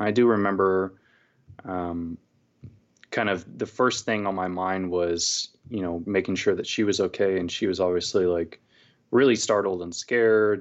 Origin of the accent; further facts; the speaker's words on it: California, United States; moved away as an adult; also born or lived in Texas; now in Portland, United States; I was born and raised in California, went to college there